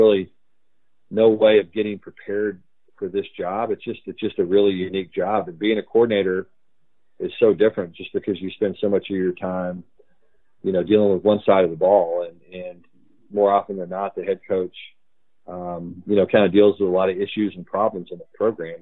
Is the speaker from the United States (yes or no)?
yes; Texas, United States; I grew up in Texas.